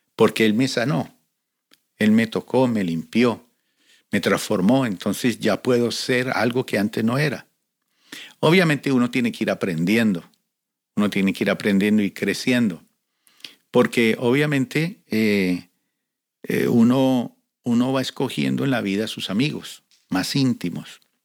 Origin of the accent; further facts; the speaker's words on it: Colombia; now in Cali, Colombia; llegamos de diferentes lugares de Colombia y conformamos un equipo evangelístico. Y llegamos a la ciudad de Cali